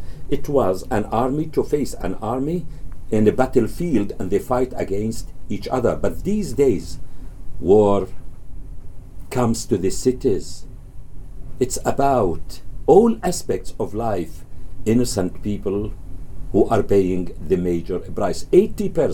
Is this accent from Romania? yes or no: no; Gaza Strip, Palestine; now in Canada; who lived in the Gaza Strip